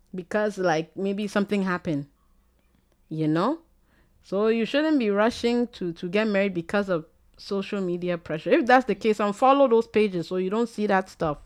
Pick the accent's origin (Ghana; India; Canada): Ghana; I'm Ghanaian